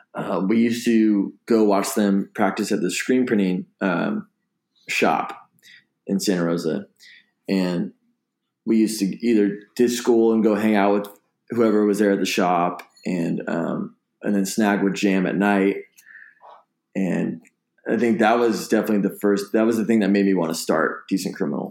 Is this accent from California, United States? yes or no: yes; Bay Area, California, United States; growing up in the Bay Area